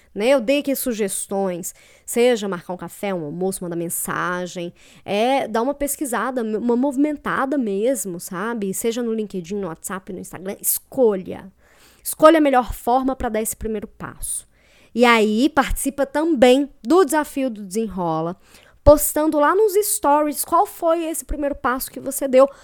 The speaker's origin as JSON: {"language": "Portuguese", "town": "Belo Horizonte", "region": "Minas Gerais", "country": "Brazil", "moved": "as an adult", "lives_now": "Curitiba, Brazil", "said": "eu sou de Belo Horizonte, mas eu moro em Curitiba tem dois anos, mais ou menos."}